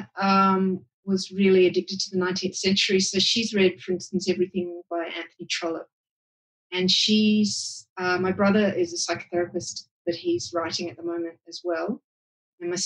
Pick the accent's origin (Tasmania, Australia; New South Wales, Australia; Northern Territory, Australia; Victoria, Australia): New South Wales, Australia; Sydney; I grew up in Hunters Hill, which is the lower north shore of Sydney